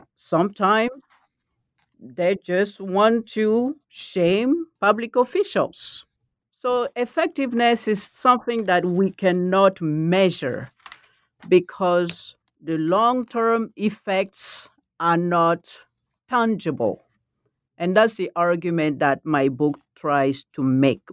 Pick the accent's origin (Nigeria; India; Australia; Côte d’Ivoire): Côte d’Ivoire; first language Malinke; English is a second language; moved away; also born or lived in Texas; I'm from the Ivory Coast